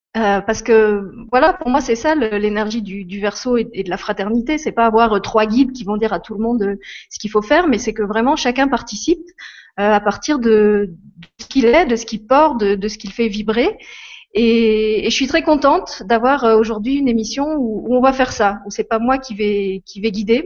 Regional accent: Lorraine, Grand Est, France; moved away as an adult; now in Luxembourg; je suis Lorraine, c'est là que je suis née et que, que j'ai grandi, que j'ai fait mes études et que j'ai commencé ma vie professionnelle

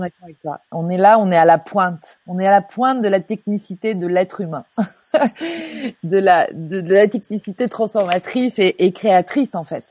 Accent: Normandy, France; je suis normande

